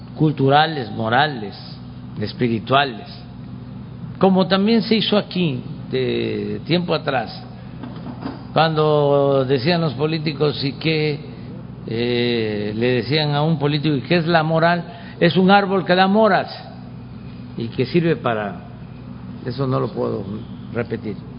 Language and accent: Spanish; Tabasco, Mexico; allá en mi estado